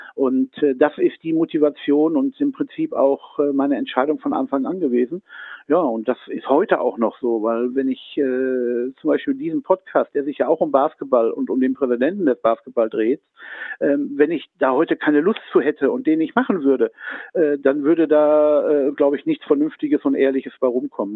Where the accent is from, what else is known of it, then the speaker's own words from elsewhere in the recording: Münster, North Rhine-Westphalia, Germany; als meine Heimatstadt möchte ich das gern bezeichnen